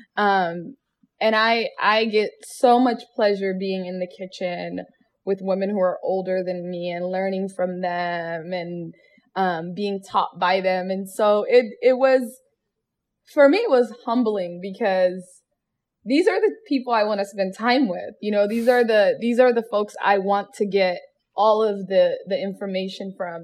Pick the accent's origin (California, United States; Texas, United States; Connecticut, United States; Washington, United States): Washington, United States; Seattle; born or raised there